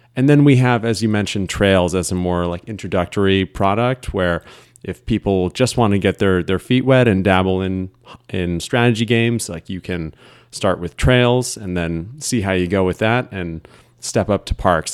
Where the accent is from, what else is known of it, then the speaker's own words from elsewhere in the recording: Burlington, Vermont, United States; moved away as an adult; also born or lived in Ohio; now in Philadelphia, United States; I was born in Ohio, but moved pretty early on to Vermont